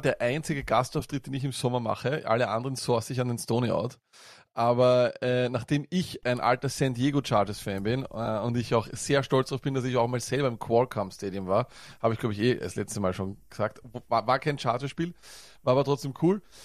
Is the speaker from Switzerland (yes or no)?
no; Austria; accent: Viennese